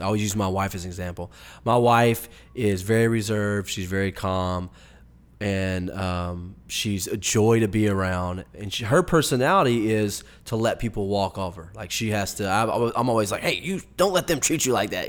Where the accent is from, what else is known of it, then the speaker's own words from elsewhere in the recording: the Bible Belt, the South, United States; growing up in the Bible Belt, not so much people that live maybe out in the, out west or up north, but in the South